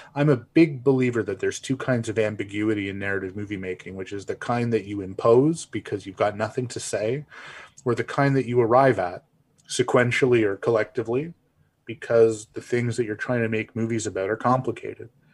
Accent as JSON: {"language": "English", "country": "Canada", "said": "I'm a Canadian"}